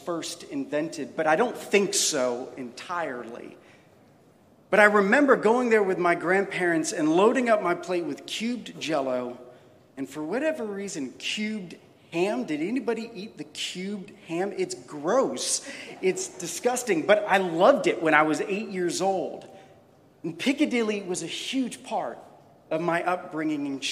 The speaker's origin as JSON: {"language": "English", "region": "Florida", "country": "United States", "tie": "born or raised there", "moved": "yes", "lives_now": "Memphis, United States", "said": "growing up in Florida"}